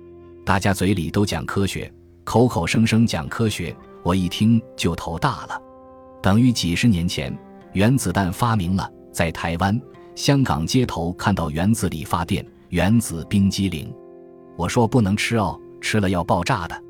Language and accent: Chinese; China; 我说：“对不起，我不会常住，因为我是中国人。”他逼着我问，我说。你一定要问我呀！我这个人是中国的老百姓，乡巴佬出身，不懂的。